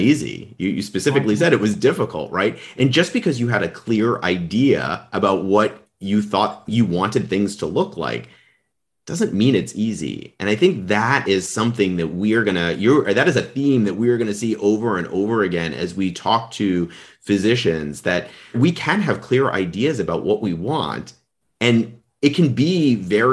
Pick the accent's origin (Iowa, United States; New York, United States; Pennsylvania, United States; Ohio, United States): New York, United States; I was born and raised in New York, did a college and medical school there.